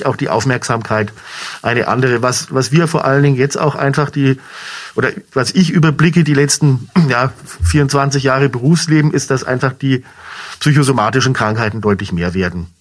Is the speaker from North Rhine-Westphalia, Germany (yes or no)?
no; Munich, Bavaria, Germany; moved away as an adult; also born or lived in Franconia; now in Schweinfurt, Germany; bin gebürtiger Münchner, von daher trotzdem Bayer auch hier in Franken expatriiert